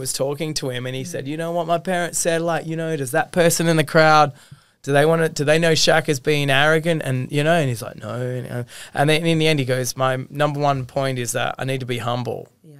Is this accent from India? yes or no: no; Australia; I'm from Australia.